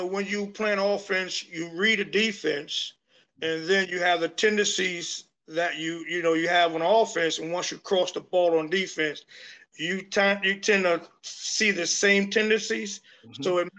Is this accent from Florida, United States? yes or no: yes; Key West, Florida, United States; born or raised there